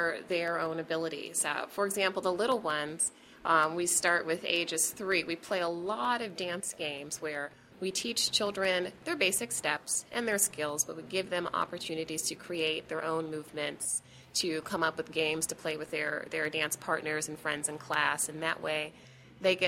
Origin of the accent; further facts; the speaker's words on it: Pittsburgh, Pennsylvania, United States; moved away; I grew up dancing in Pittsburgh